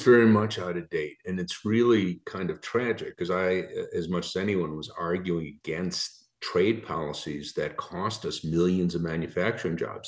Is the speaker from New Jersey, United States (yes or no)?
no; Chicago, Illinois, United States; moved away; also born or lived in Michigan; I'm from Chicago originally, went to grad school in Michigan.